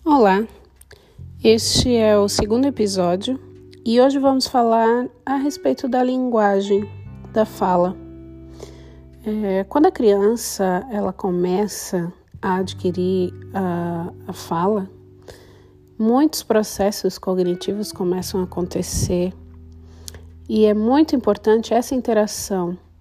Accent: Brazil; moved away as an adult; now in Switzerland; sou brasileira, mas moro na Suíça há três anos

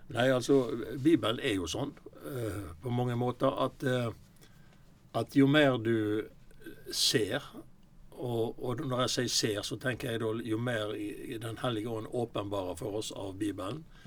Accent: Osterøy, Vestland, Norway; now in Sotra, Norway; Jeg er fra Osterøy, jeg bor på Sotra nå

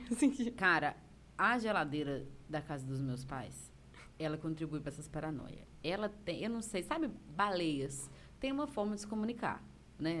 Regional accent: Antônio Prado, Brazil; accent: mineirês; Meu tio tem um bar lá em Antônio Prado, que é minha cidade natal

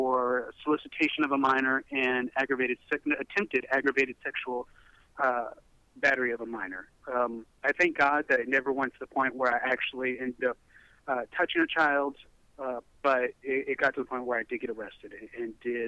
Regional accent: Middle Tennessee, United States; moved away as an adult; also born or lived in Nashville, Tennessee / California; I'm from the Middle Tennessee area.

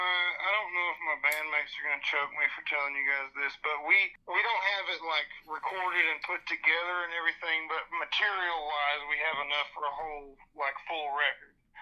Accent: Bismarck, Arkansas, United States; was born and raised in Bismarck, Arkansas

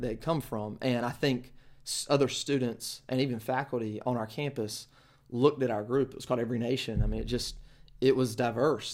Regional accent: Kinston, North Carolina, United States; I grew up in Kinston, North Carolina

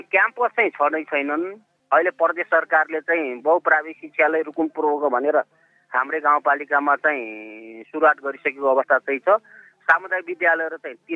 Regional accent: Bhume Rural Municipality, Rukum East, Lumbini Province, Nepal; मेरो गाउँमा म अहिले उनपचास वर्ष भएँ मेरो गाउँमा थर्ड ब्यासमा एसएलसी दिने व्यक्ति म हुँ

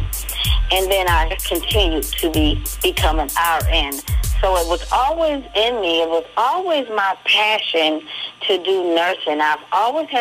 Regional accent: Buffalo, New York, United States; I'm originally from Buffalo, New York

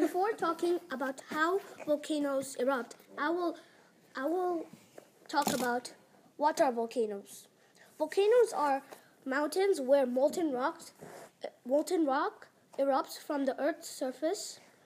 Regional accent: India; now in Utrecht, Netherlands; I'm from India, and the school I am in is called the ISU, stand for International School Utrecht

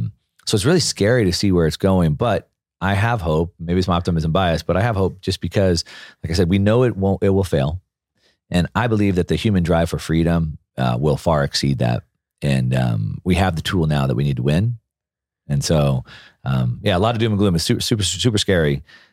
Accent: California, United States; also born or lived in Texas; Growing up in Southern California or in South Texas until I was in junior high, my parents were pretty grassroots politically organized.

